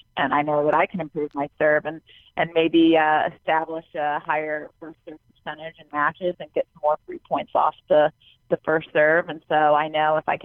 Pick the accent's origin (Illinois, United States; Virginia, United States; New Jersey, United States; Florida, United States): Florida, United States; I grew up in Florida and there's tons of clay courts there.